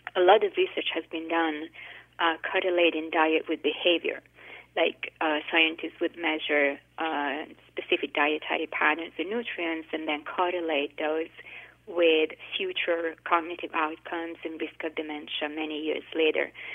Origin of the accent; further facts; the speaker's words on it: Italy; now in United States; I grew up in Italy